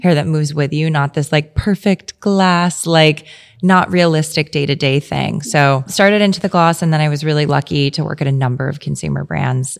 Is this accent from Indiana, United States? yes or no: no; South Florida, United States; moved away as an adult; also born or lived in New York; I'm from South Florida